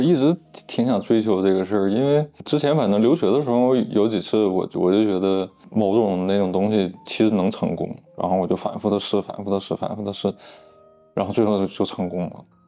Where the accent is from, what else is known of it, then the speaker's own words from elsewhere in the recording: Northeast China, China; 我老家那边人不太知道这个中央美院，只知道这个鲁迅美术学院，就东北那边就认那个，高中我就去沈阳去学的